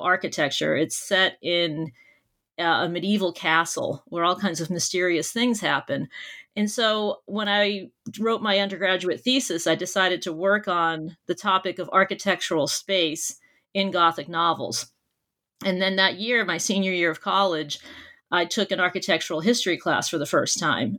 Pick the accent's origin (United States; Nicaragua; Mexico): United States; Boston, Massachusetts; I grew up near Boston, Massachusetts, and I did all of my schooling there as well.